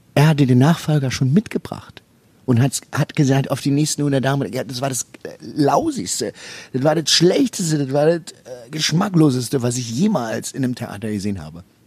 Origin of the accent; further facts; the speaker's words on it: East Germany, Germany; ich komme aus dem Osten